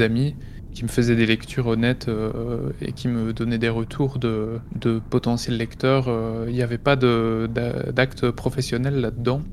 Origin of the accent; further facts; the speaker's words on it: Belgium; près de chez moi en Belgique